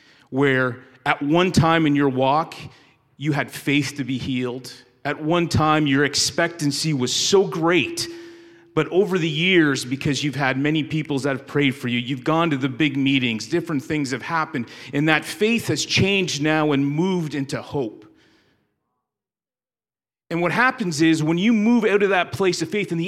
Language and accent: English; Canada; moved away as an adult; now in United States; I was born and raised in Canada and moved to the States because I married a woman from West Virginia